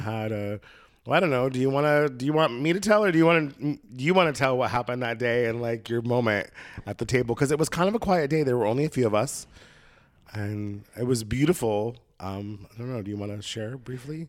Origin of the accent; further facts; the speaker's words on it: Oregon, United States; moved away as an adult; now in Los Angeles, United States; my experience in Oregon State growing up on the coast